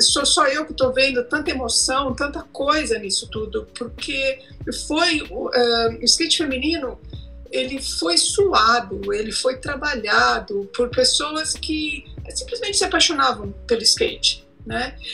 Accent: São Bernardo do Campo, São Paulo, Brazil; sou de São Bernardo do Campo, São Paulo

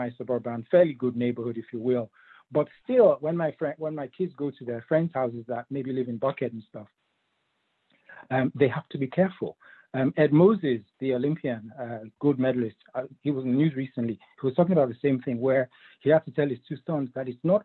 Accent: Nigeria; also born or lived in England; now in United States; I was actually born in England, but I'm from Nigeria originally, same as Uche. And when I came to this country, over 20 years ago

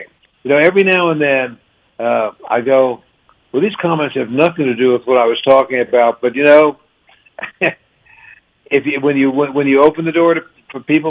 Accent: Washington, District of Columbia, United States; moved away; I'm from Washington, D.C.

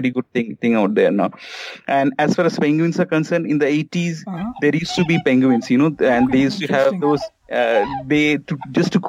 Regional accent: Kolkata, West Bengal, India; I'm from Calcutta

